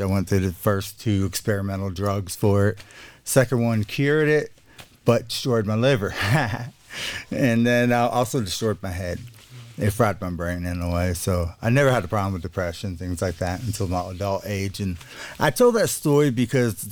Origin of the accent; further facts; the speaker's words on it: South Alabama, United States; I'm from South Alabama, like around the beach area, a little bit more open minded than the rest of the state